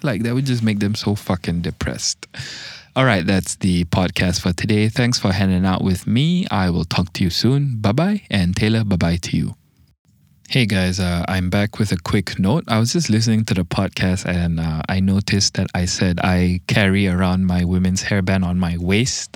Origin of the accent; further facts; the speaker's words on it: Malaysia; I'm a Malaysian.